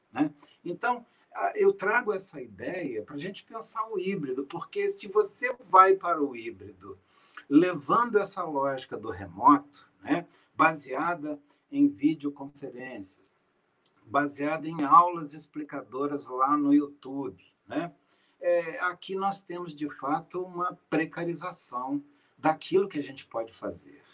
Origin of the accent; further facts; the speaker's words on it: Minas Gerais, Brazil; Eu sou mineiro